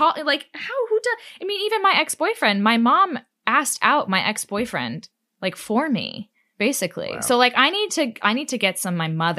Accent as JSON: {"language": "English", "town": "Austin", "region": "Texas", "country": "United States", "tie": "born or raised there", "also_born_or_lived": "Manhattan, New York", "said": "Yeah, I was born in Manhattan. So I grew up in Austin, Texas."}